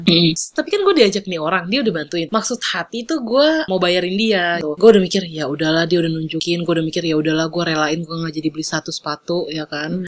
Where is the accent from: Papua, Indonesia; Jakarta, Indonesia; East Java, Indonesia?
Jakarta, Indonesia; saya dari Jakarta